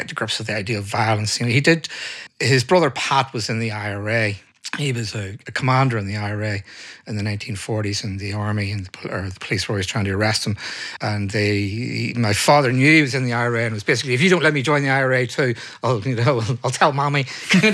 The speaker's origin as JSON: {"language": "English", "town": "Belfast", "region": "Northern Ireland", "country": "United Kingdom", "tie": "born or raised there", "also_born_or_lived": "London", "moved": "as an adult", "said": "I was born in Belfast in 1962."}